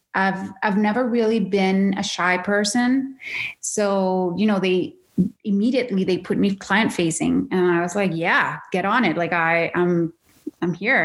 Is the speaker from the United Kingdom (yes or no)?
no; Caracas, Capital District, Venezuela; moved away as an adult; now in Canada; born and raised in Venezuela, in Caracas, Venezuela